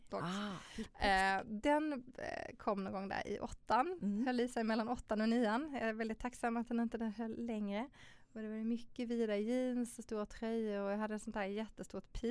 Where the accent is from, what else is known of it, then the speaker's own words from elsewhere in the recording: Malmö, Skåne, Sweden; men om man tänker annars då så är jag uppvuxen i Malmö med eh, min mamma och pappa, mina två systrar.